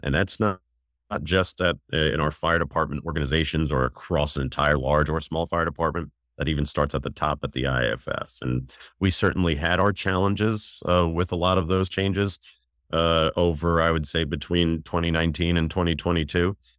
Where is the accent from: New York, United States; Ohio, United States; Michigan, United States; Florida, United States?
New York, United States; moved away as an adult; now in Maryland, United States; I'm from New York, and uh, I left New York to uh, come to the area, go to the University of Maryland to go to college